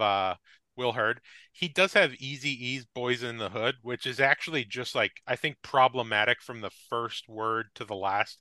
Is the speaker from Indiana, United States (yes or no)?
no; Wayne, New Jersey, United States; from my hometown of Wayne, New Jersey, where I was, uh, grew up